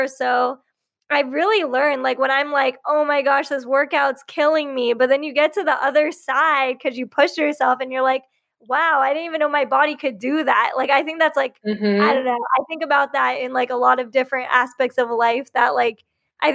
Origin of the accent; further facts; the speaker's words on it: Riverside County, Southern California, United States; also born or lived in Bay Area, California; So I grew up in Southern California and I grew up in a really Republican conservative hometown, like in Riverside County in the Inland Empire